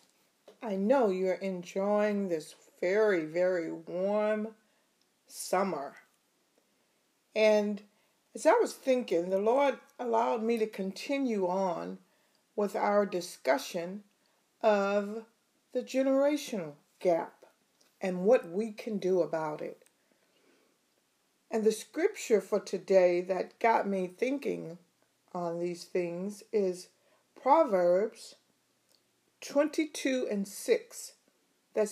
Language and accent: English; East Texas, United States; I grew up in East Texas, small town